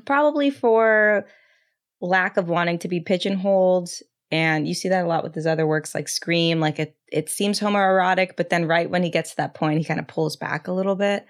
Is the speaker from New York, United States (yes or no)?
no; San Antonio, Texas, United States; I'm from San Antonio, Texas, where he is from. I'm Mexican